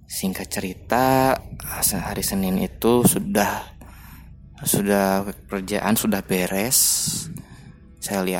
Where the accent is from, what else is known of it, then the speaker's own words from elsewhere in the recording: Bandung, West Java, Indonesia; Karena saya asli orang Bandung